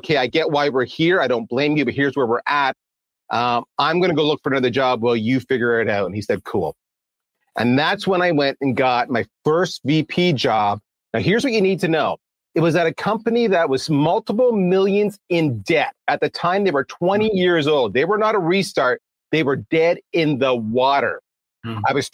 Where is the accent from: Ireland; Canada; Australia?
Canada; I am Canadian